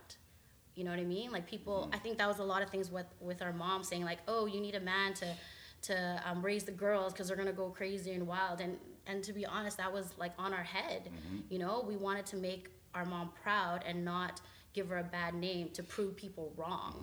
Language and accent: English; Canada; we're Filipino and we're Canadian, but we get challenged with, we're not Canadian enough and we're not Filipino enough